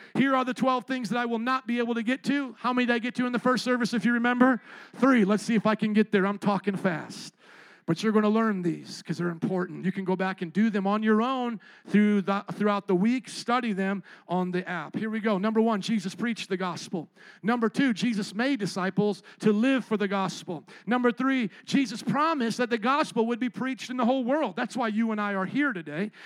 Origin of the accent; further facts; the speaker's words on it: Fort Wayne, Indiana, United States; now in Chicago, United States; growing up in Fort Wayne, Indiana, with a bunch of suburban kids skateboarding